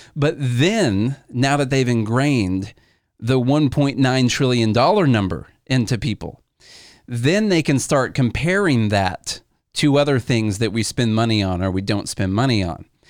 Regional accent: Illinois, United States; We're from Illinois

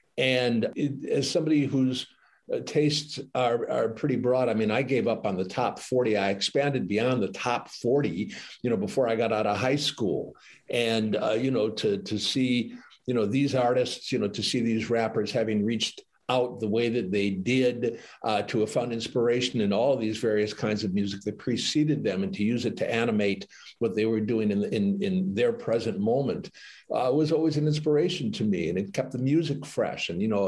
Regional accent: Detroit, Michigan, United States; I feel a personal bias because I grew up in Detroit.

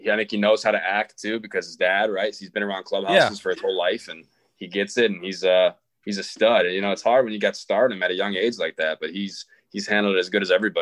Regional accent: Wisconsin, United States; also born or lived in Chicago, Illinois; When I was a kid, I went back, or I got moved, went to Wisconsin

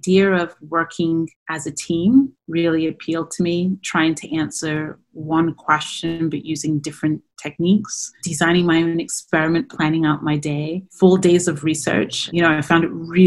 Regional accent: New York City, New York, United States; also born or lived in Dudley, England / Bedfordshire, England; I grew up in New York City. But I was born in England.

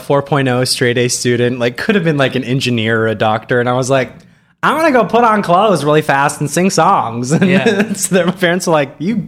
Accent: Hays, Kansas, United States; I grew up in Western Kansas, Hayes, Kansas, for any of you out there who know where it is. It's like halfway between Kansas City and Denver on I-70. Very small town.

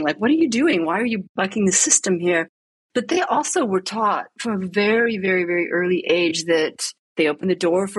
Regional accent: United States; moved away as an adult; now in Rome, Italy; I was watching it here as an American

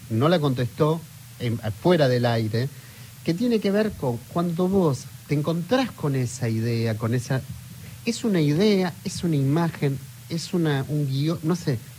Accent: Puerto Iguazú, Misiones, Argentina; soy … de Puerto Iguazú

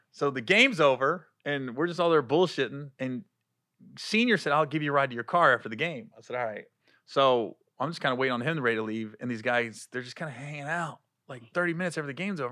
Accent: Cincinnati, Ohio, United States; I grew up in Cincinnati, too

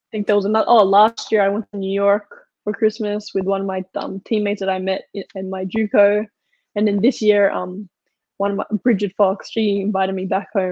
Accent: Australia; moved away as an adult; now in United States

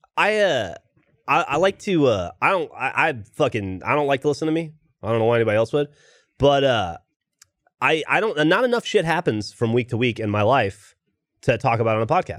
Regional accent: Alabama, United States; moved away; I'm from Alabama

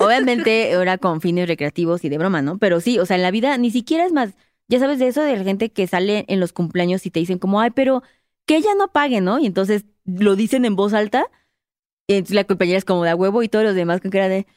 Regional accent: Mexico; Yo soy mexicana.

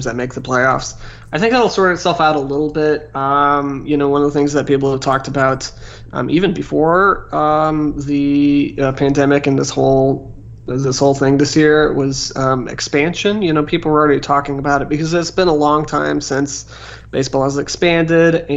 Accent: United States; moved away; also born or lived in Cleveland, Ohio / Kansas City; I grew up in Cleveland and Kansas City

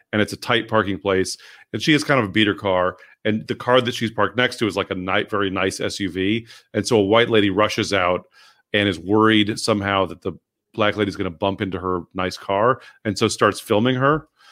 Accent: San Francisco, California, United States; growing up in San Francisco, like, you know, like I like I was at pride parades as

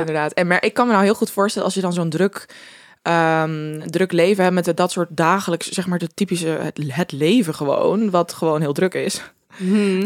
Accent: Groningen, Netherlands; wij komen allebei uit Groningen

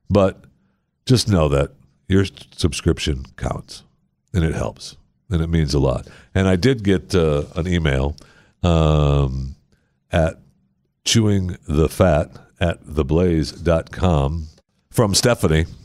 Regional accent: Michigan, United States; No, I, I don't live in Michigan anymore.

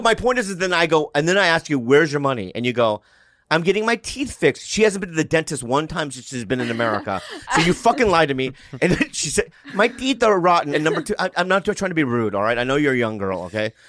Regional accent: Poway, California, United States; I grew up in Poway in the suburbs

